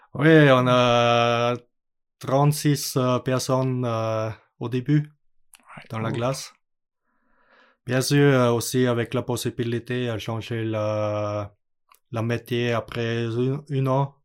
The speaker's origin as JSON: {"language": "French", "country": "Austria", "tie": "born or raised there", "second_language": "French", "moved": "yes", "said": "l'école était près chez moi à Autriche"}